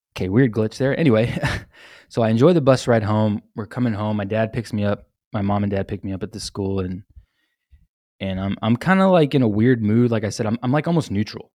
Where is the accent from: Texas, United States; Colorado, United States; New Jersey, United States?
Texas, United States; San Antonio; I've born and raised in San Antonio, Texas